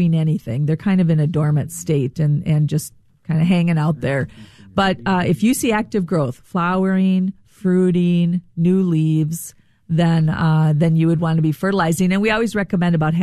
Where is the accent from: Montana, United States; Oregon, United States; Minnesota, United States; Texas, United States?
Minnesota, United States; Rochester; I grew up in Rochester. I'm a Minnesotan.